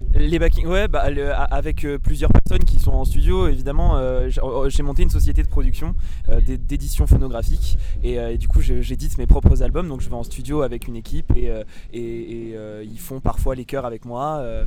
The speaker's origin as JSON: {"language": "French", "region": "Provence-Alpes-Côte d'Azur", "country": "France", "said": "là d'où je viens. Generosetta en pro provençal veut dire générosité. Et, du coup, elle parle de la Provence"}